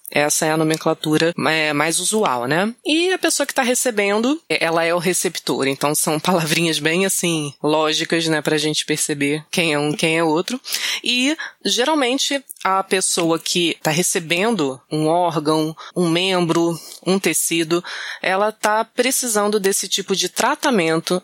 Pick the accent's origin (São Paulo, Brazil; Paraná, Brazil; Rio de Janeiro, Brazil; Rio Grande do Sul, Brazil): Rio de Janeiro, Brazil; eu sou natural do Acre, né, na verdade. Não, mentira, do Rio mesmo